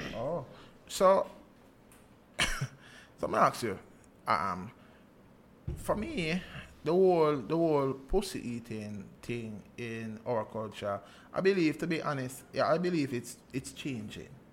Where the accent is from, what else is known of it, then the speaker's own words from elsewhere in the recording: Jamaica; as Jamaicans